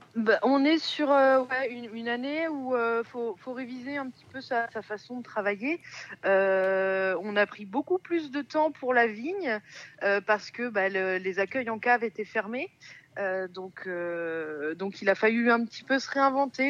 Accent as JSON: {"language": "French", "country": "France", "lives_now": "Montlouis-sur-Loire, France", "said": "je suis originaire du Val-de-Loire"}